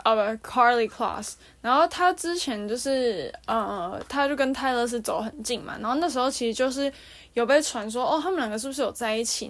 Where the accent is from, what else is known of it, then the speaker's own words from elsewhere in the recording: Taiwan; 我们，就是台湾这边